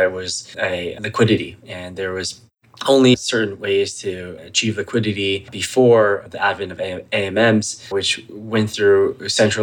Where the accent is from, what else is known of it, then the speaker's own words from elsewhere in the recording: Atlanta, Georgia, United States; also born or lived in Shima, China / Menlo Park, California; I grew up in Atlanta, Georgia